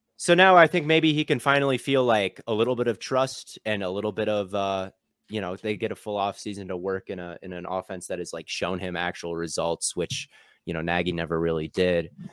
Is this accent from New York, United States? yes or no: no; Minnesota, United States; moved away as an adult; also born or lived in Arizona; I grew up in Minnesota as a, as a Packer fan